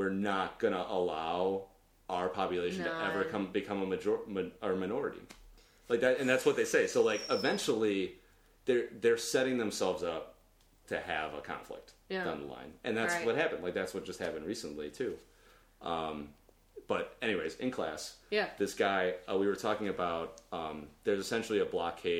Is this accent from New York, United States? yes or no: no; Lockport, Illinois, United States; I'm from Lockport, Illinois. Or okay. Homer Glen, Illinois